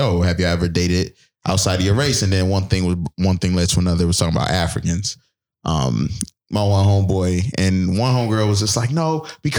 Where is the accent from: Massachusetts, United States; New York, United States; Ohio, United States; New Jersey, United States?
New York, United States; Buffalo; I'm from the east side of Buffalo.